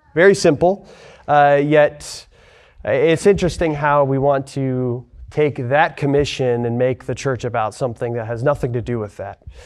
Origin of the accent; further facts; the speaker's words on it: Lewiston, Idaho, United States; moved away as an adult; also born or lived in Spokane, Washington; now in Texas, United States; I'm from Lewiston, Idaho originally. I grew up there